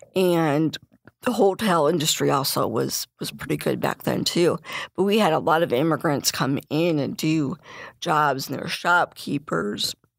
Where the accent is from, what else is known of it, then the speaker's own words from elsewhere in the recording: Bradley, Illinois, United States; I'm from Bradley.